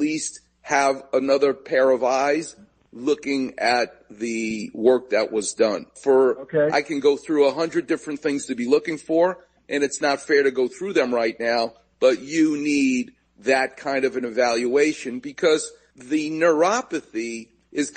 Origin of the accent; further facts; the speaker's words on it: New York City, New York, United States; moved away; since I was a kid growing up in New York, because I actually used to go from Queens, Far Rockaway